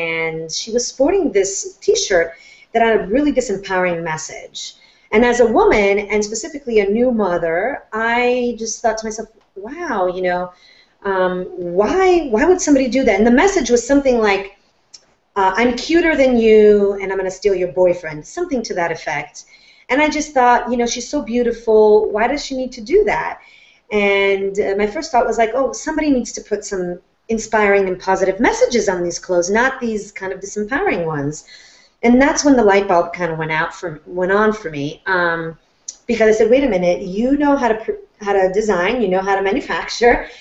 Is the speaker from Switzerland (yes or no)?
no; Florence, Tuscany, Italy; moved away; I was born and raised in Florence, Italy